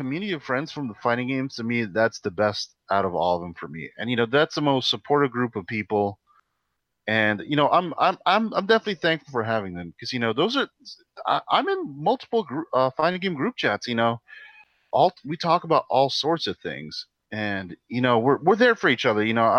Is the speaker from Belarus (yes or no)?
no; Philippines; because I grew up in the Philippines, like, over there in the culture, it's like, you don't talk about that.